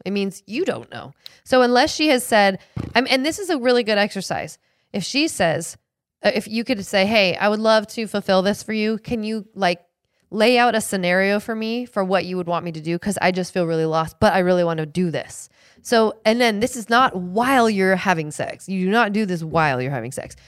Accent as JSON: {"language": "English", "town": "Seattle", "region": "Washington", "country": "United States", "tie": "born or raised there", "said": "I grew up in Seattle"}